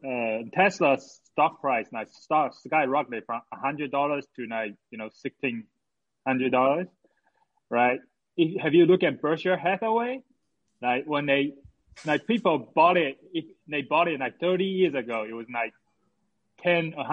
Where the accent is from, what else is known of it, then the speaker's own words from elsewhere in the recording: China; moved away; I grew up in China, you know, it's only one party.